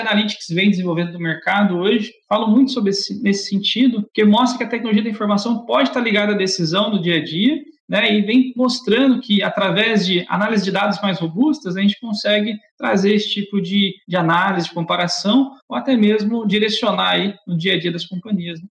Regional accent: Barretos, São Paulo, Brazil; Sou natural de Barretos, interior de São Paulo

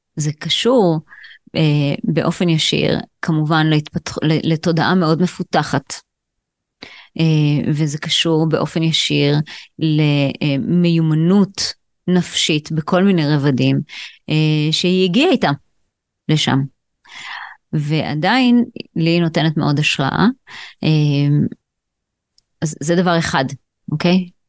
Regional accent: Israel; אני גדלתי בקיבוץ

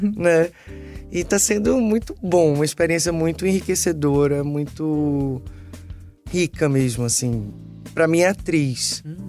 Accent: Recife, Pernambuco, Brazil; eu sou de Recife e a vida inteira eu tive empregadas domésticas que trabalharam lá na minha casa

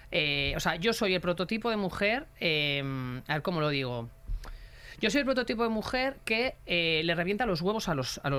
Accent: Galicia, Spain; moved away; yo, una persona que, que, que llegué de Galicia sin amigos, sin familia, eh, súper difícil los inicios

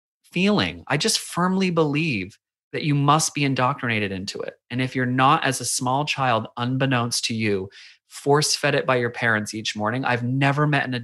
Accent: United States; moved away as an adult; now in Australia; I am the weird American at the playground

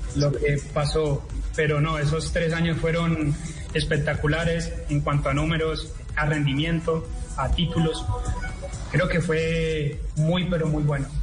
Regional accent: Colombia; moved away; en Colombia tenemos mucho talento

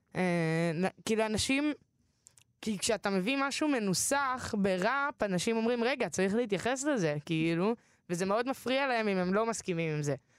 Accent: Tel Aviv, Tel Aviv District, Israel; אני גדלתי בתל אביב

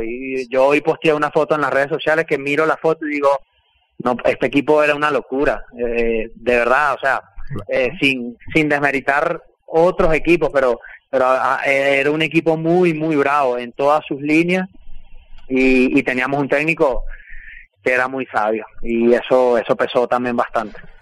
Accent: Venezuela; moved away; fui el primero venezolano en estar en ese 11

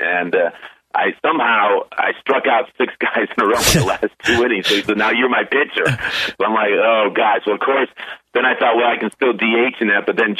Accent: Chicago, Illinois, United States; I grew up in Chicago

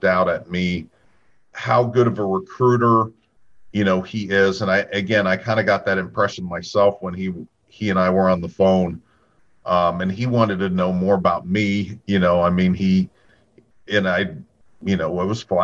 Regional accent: Ohio, United States; we're both from Ohio

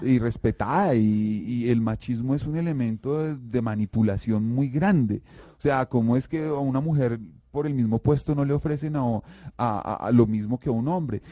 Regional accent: Colombia

